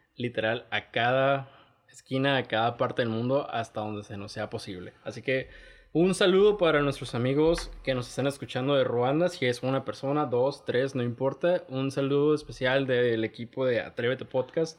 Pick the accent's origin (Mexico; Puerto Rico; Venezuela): Mexico; Tijuana, Baja California; somos de Tijuana, Baja California